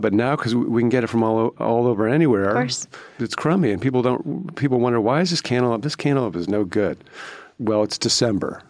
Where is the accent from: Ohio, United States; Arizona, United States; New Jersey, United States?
Ohio, United States; Cleveland; I grew up in Cleveland in the 1970s.